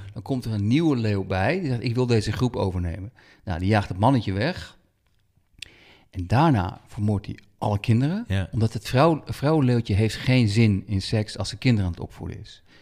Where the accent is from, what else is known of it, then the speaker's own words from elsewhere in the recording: Netherlands; wij als Nederlanders